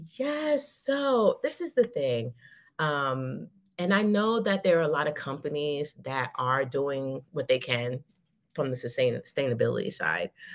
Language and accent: English; United States; moved away; also born or lived in Dubai; I'm like a hundred thousand percent American